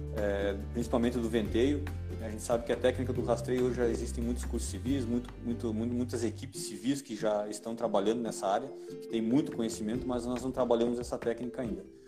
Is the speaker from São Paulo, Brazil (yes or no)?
no; Curitibanos, Santa Catarina, Brazil; eu sou de Curitibanos